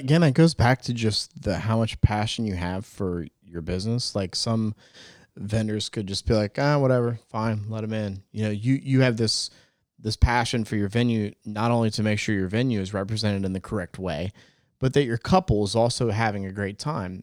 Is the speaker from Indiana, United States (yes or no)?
no; New Jersey, United States; now in Greenville, United States; I was born in New Jersey, so I got a little, still got a little bit Jersey in me